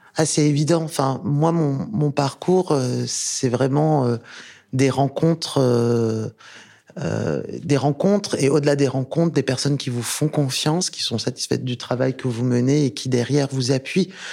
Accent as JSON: {"language": "French", "country": "France", "tie": "born or raised there", "also_born_or_lived": "Rabat, Morocco / Tangier, Morocco / Thouars, Deux-Sèvres, France", "said": "Donc je suis née à Rabat et j'ai grandi à Tanger, qui est une magnifique ville euh, très cosmopolite euh, dans le nord du Maroc. Et je suis venue en France parce que ma mère était prof d'anglais"}